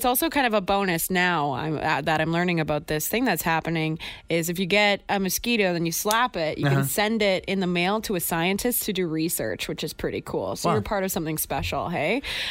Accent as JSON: {"language": "English", "country": "Canada", "also_born_or_lived": "Victoria, British Columbia", "said": "I'm from Canada."}